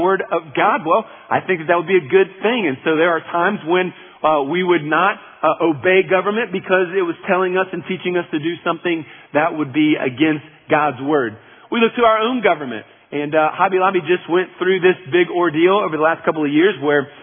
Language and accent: English; United States; as American citizens